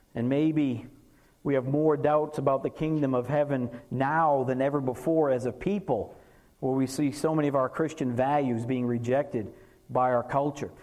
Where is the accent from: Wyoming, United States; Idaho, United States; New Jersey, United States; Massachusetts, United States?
Massachusetts, United States; now in North Texas, United States; I'm from Massachusetts